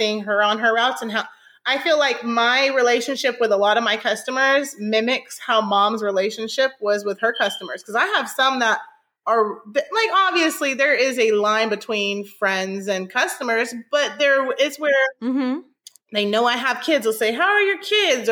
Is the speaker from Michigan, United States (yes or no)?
no; Northern California, United States; now in Houston, United States; I'm from Northern California